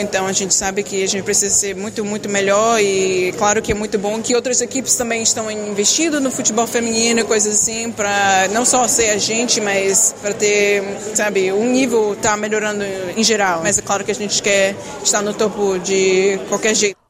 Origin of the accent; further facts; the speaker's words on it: Brazil; also born or lived in United States; now in Lyon, France; o Brasil é onde eu nasci